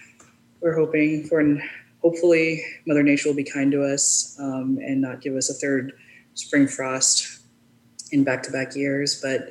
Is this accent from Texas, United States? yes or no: yes; Texas, United States; now in North Carolina, United States; you're from Texas